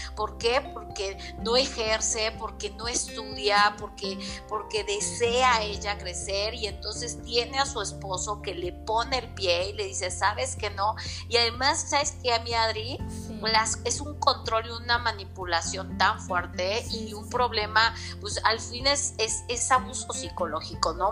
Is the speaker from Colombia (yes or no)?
no; Mexico City, Mexico; moved away as an adult; now in Puebla, Mexico; soy de la Ciudad de México, radico aquí en Puebla desde hace aproximadamente ocho años